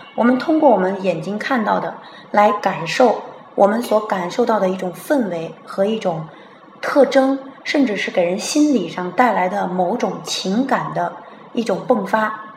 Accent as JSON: {"language": "Chinese", "country": "China", "said": "我们中国人"}